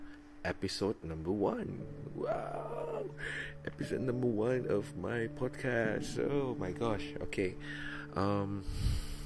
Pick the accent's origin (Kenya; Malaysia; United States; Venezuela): Malaysia; Miri, Sarawak; also born or lived in Kuching, Sarawak; I'm from Miri. I was born in Kuching, Sarawak, and was raised in Miri since I was like what, 3 years